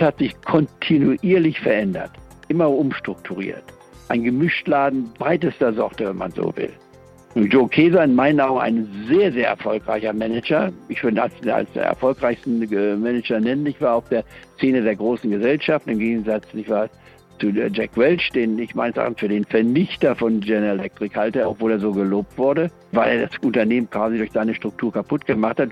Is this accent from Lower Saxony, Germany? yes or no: yes; Goslar, Lower Saxony, Germany; also born or lived in Leipzig; Ich bin ja in Leipzig geboren 1943, aber bin dann Ende der 40er äh, Jahre, ich war in Goslar im Harz, hatten meine Eltern sich niedergelassen als Mediziner und da bin ich also aufgewachsen in der Reichsfreien und Bauernstadt